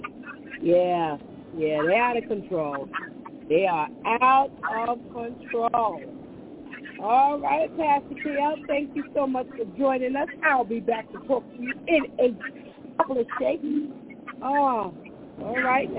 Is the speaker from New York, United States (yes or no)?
yes; New York, United States; we're from New York